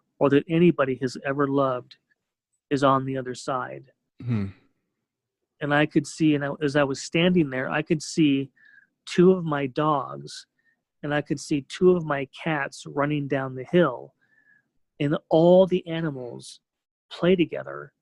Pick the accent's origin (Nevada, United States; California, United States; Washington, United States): California, United States; growing up in California